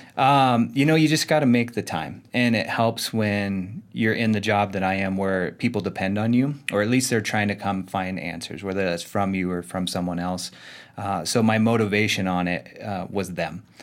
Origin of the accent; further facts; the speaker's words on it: Arizona, United States; I was born and raised in Arizona